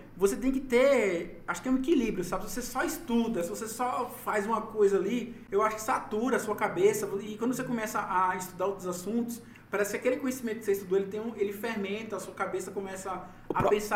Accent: Aracaju, Sergipe, Brazil; moved away; Eu sou de Aracaju

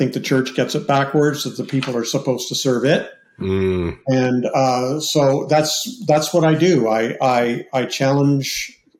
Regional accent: Canada; I'm Canadian, so I was born into the Anglican church.

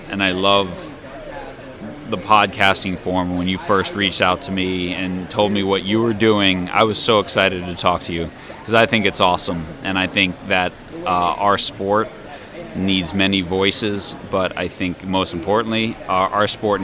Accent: United States; growing up in America

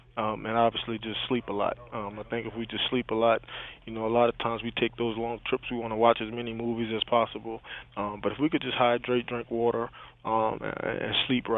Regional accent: New Orleans, Louisiana, United States; moved away; back in my hometown, New Orleans

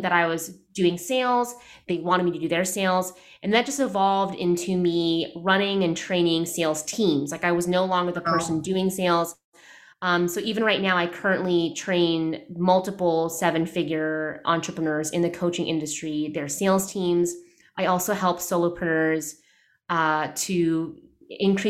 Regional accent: United States; I'm Filipino American. I'm first generation

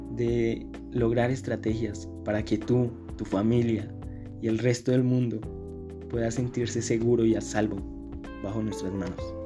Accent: Colombia; yo soy de Colombia

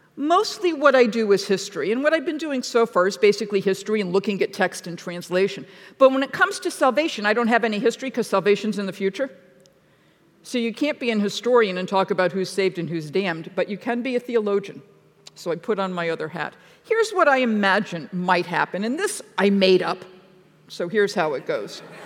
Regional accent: Massachusetts, United States; moved away; I'm from Massachusetts

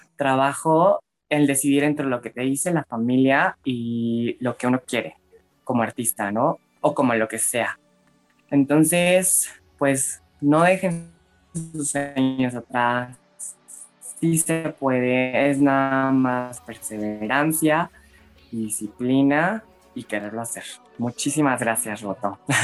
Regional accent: Mexico City, Mexico; claro que también escuchaba música en español, este, viviendo aquí en Ciudad de México

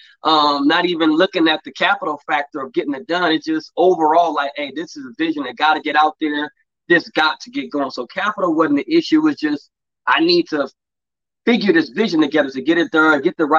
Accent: Los Angeles, California, United States; I grew up in the Los Angeles area, Crenshaw District, between USC, Crenshaw area, a little bit of Culver City area. So all around that area, born and raised, born and bred, LA kid

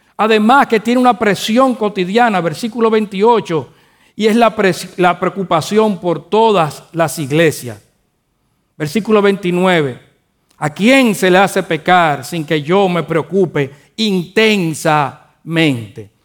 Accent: Dominican Republic; Nosotros los dominicanos decimos que joseamos

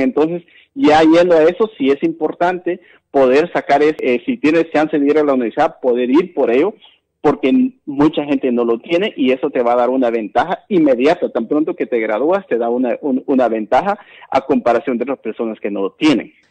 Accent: Guatemala; moved away; soy Maya Canjobal, guatemalteco, migrante

